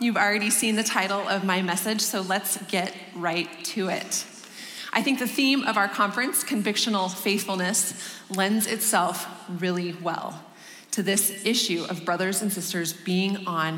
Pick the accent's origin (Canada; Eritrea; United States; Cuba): United States; Denver, Colorado; this is my hometown, and I am thrilled to be welcoming you to my city and just proclaiming Christ with you here in Denver